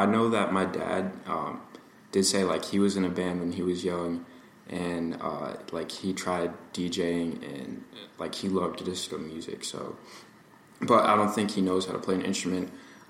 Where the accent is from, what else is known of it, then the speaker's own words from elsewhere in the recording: Massachusetts, United States; No. I've always been in Massachusetts. I was born on the Cape, and then I moved closer to, like, Fall River and more urban areas. And that's how I ended up in Somerset.